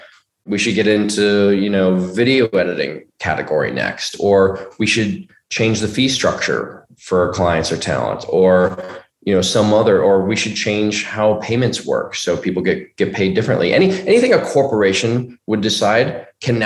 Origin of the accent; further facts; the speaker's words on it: Bay Area, California, United States; I'm from the Bay Area